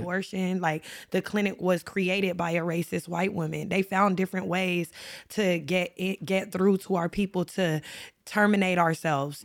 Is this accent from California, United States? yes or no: yes; Los Angeles, California, United States; I grew up in South Central L A, so y'all know I'm a L A native